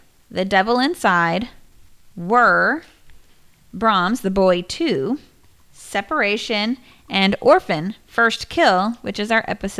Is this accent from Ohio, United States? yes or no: no; Northeast Texas, United States; now in Austin, United States; I grew up in Tornado Alley up in Northeast Texas.